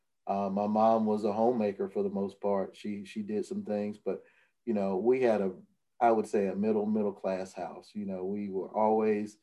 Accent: Atmore, Alabama, United States; also born or lived in Tuscaloosa, Alabama; I started writing for my hometown paper, writing sports my senior year of high school

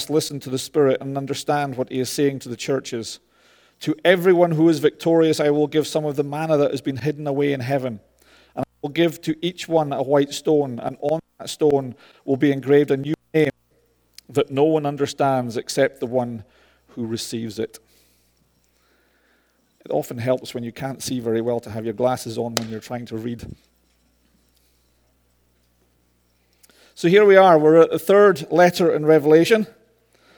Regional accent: Scotland, United Kingdom; I'm Scottish. I roll my R's

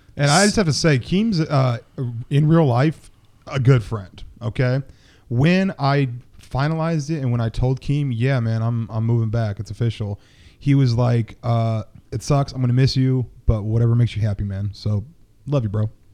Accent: Seattle, Washington, United States; moved away as an adult; also born or lived in Buffalo; we're back in my hometown

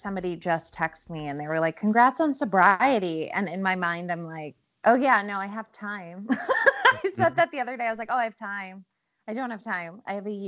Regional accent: Midwest, United States; now in Los Angeles, United States; I grew up in the Midwest.

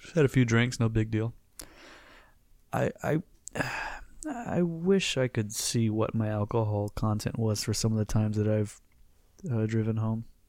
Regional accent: Florida, United States; now we're from Florida

